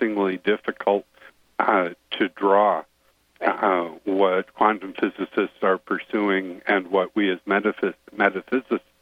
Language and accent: English; Chicago, Illinois, United States; moved away as an adult; also born or lived in Bellingham, Washington / Seattle, Washington; I grew up in Chicago, but I consider myself a favorite son, if you will, of Washington